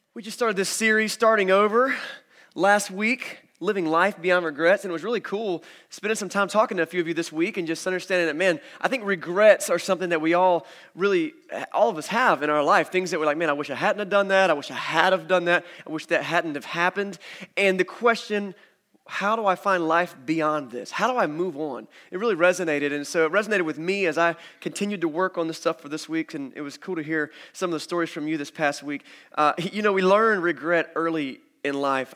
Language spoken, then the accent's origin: English; United States; I'm an American